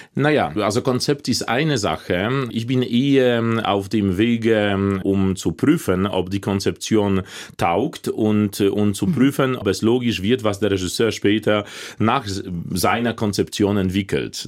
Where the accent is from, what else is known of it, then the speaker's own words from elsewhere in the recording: Łódź, Łódź Voivodeship, Poland; German is a second language; moved away as an adult; also born or lived in Leipzig; in Polen, in, in Lodz, in meiner Heimatstadt